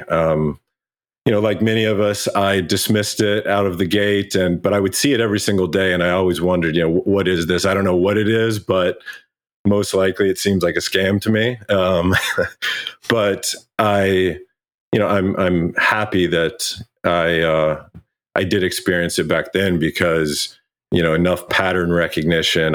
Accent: Kentucky, United States; moved away; I went home where I grew up in Kentucky

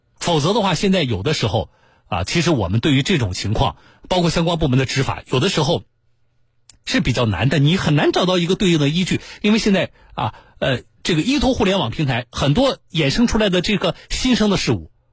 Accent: Jiangsu, China; 作为江苏人

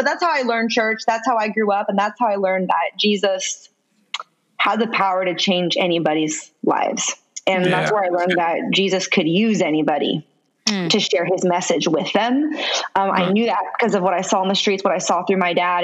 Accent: San Francisco, California, United States; I'm originally from San Francisco, California. I grew up in the hood, like the hood

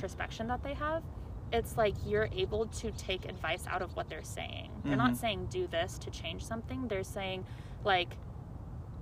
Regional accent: Chandler, Arizona, United States; moved away as an adult; also born or lived in Rajasthan / San Jose, California; now in California, United States; I grew up in Chandler, born in Chandler, left Chandler.

